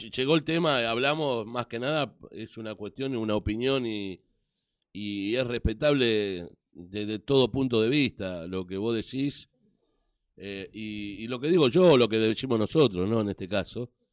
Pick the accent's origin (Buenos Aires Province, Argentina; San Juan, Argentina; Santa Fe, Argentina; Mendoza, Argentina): Buenos Aires Province, Argentina; Avellaneda; yo soy un hombre de Sud, del barrio de Docsud